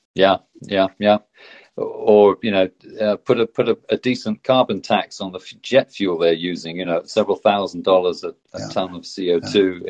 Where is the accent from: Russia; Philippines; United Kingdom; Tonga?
United Kingdom; Exeter, South West England; now in Oslo, Norway; I grew up in Exeter. I was born in Exeter in the southwest of the UK, and that I now live in Oslo in, in Norway